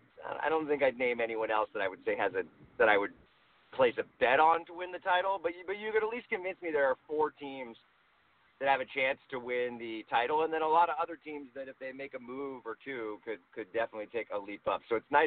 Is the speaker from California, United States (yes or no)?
yes; Los Angeles, California, United States; A Lakers fan, I'm from Los Angeles